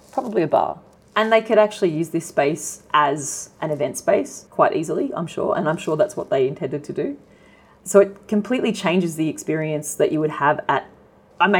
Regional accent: Sydney, New South Wales, Australia; I'm from Sydney as a kid

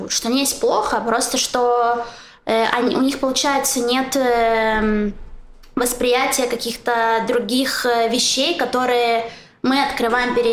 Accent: Kharkiv, Kharkiv Oblast, Ukraine; moved away as an adult; also born or lived in Saint Petersburg; now in Israel; Я уехала из Харькова в Санкт-Петербург и из Санкт-Петербурга в Израиль. И я э, переезжала скорее за себя, то есть э, в плане, что э, когда я приезжаю в Харьков, то я не вижу э, того, что вот из-за этого я уехала.

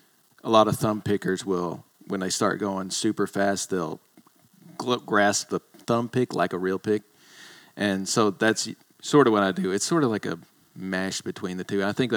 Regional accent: Tennessee, United States; moved away as an adult; also born or lived in China; I was born in Tennessee.

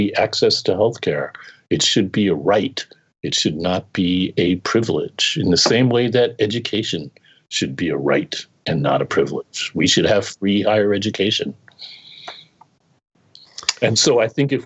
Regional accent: New York City, New York, United States; moved away; also born or lived in Massachusetts; I grew up in New York City.

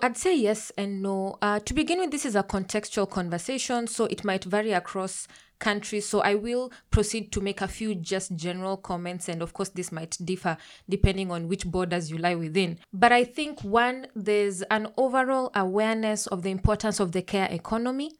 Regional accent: Kenya; I'm a Kenyan queer pan-African feminist

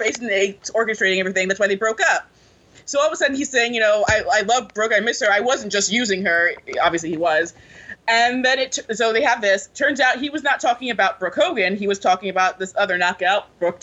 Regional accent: Clearwater, Florida, United States; I'm from Clearwater area, so I went to school with a lot of people who knew her

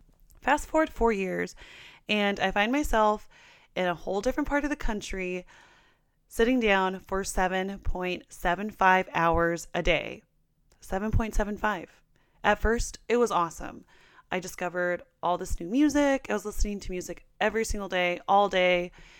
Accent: Portland, United States; moved away; I'm from Portland

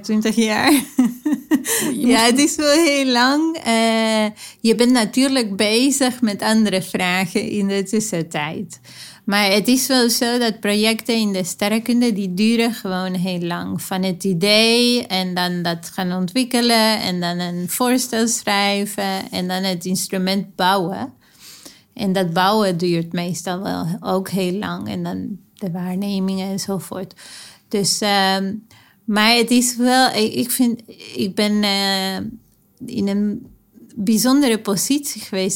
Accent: Argentina; moved away; Ik ben opgegroeid in Argentinië

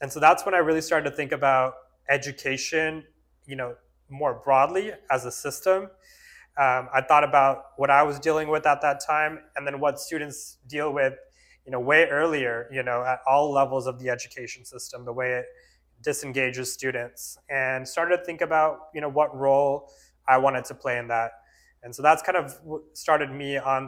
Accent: Fremont, California, United States; also born or lived in India; I grew up actually here in the Bay Area in Fremont. My family immigrated from India when I was 1 year old.

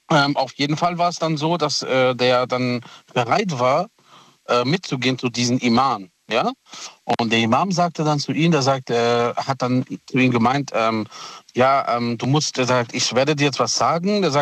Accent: Italy; Ähm, ich bin Italiener, der Thomas ist ja, Thomas ist ja der Deutsche von uns.

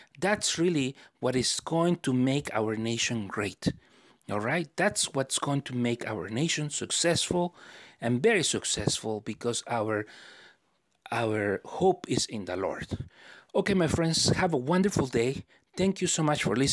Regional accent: United States; we Americans

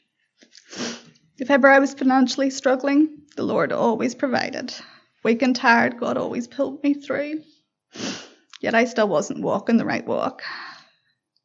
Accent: Belfast, Northern Ireland, United Kingdom; I was born in Belfast

